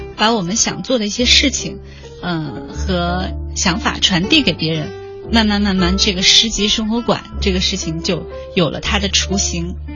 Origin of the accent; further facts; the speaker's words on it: Chongqing, China; now in Beijing, China; 我我的老家也是你的老家， 对，重庆市，